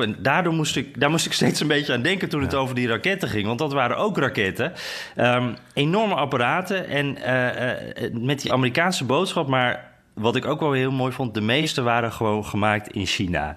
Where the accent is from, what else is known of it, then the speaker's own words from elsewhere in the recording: Netherlands; now in Washington, United States; wij zijn toch wel echte Hollanders